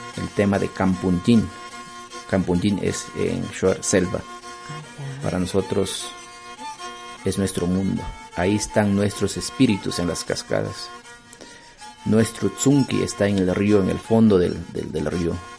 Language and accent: Spanish; Ecuador; todos como ecuatorianos